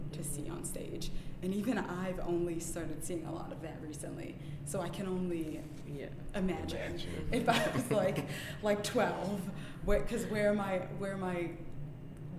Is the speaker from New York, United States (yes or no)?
yes; New York City, New York, United States; also born or lived in Jamaica; until I was 5, I grew up in Jamaica, which was nice, having that little bit of childhood, so open and free, and then up until then, pretty much raised in Brooklyn. I've never lived anywhere else.